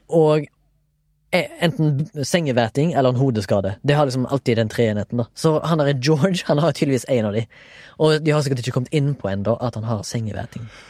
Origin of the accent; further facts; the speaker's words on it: Haugesund, Rogaland, Norway; jeg er fra Haugesund